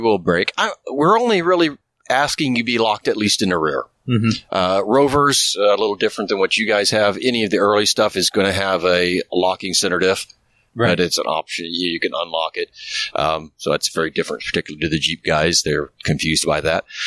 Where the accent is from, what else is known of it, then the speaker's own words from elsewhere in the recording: Midwest, United States; moved away; also born or lived in Indiana; I'm from the Midwest originally